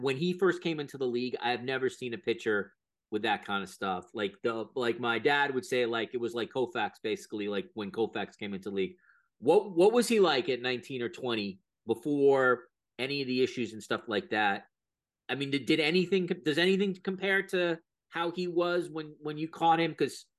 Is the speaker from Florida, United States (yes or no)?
no; right off New York City, United States; I grew up in New York, right off New York City.